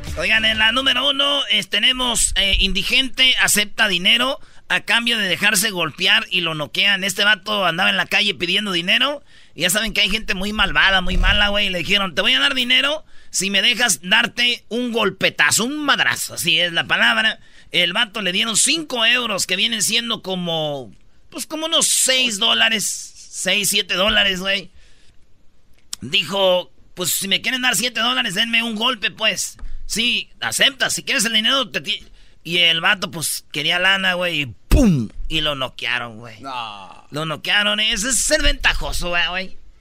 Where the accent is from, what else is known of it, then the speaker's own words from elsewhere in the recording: Michoacán, Mexico; moved away; soy michoacano